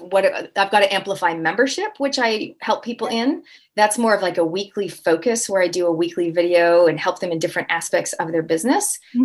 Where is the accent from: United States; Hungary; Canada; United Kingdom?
Canada; Toronto, Ontario; now in New Zealand; I'm a Canadian Kiwi, so I'm born and raised in Canada, Toronto, and I actually live in New Zealand, so I have not picked up the accent as of yet.